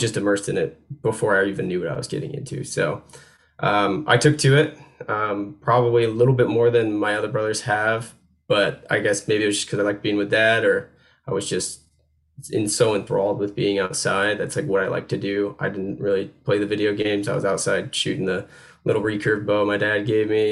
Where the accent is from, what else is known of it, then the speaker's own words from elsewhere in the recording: upstate New York, United States; moved away as an adult; now in North Carolina, United States; I grew up in New York State